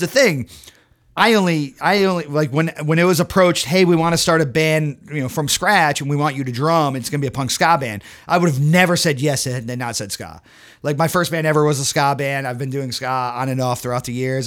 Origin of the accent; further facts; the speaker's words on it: Connecticut and Massachusetts, United States; I grew up in Connecticut and Massachusetts.